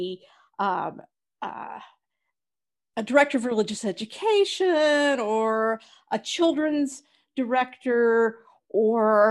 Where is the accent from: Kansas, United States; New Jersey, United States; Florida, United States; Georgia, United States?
Georgia, United States; I was born in Georgia in 1960 and grew up in a very fundamentalist Southern Baptist home in a very conservative part of the country